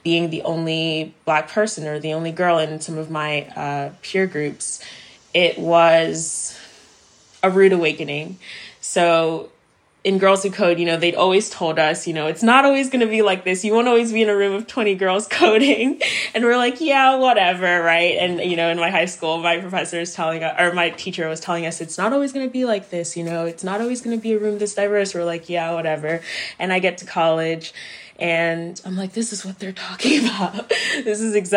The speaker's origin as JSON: {"language": "English", "region": "Maryland", "country": "United States", "tie": "born or raised there", "also_born_or_lived": "Silver Spring, Maryland / Cameroon", "moved": "as an adult", "lives_now": "Los Angeles, United States", "said": "After my move to Maryland, I grew up there for the rest of my life before moving to Los Angeles."}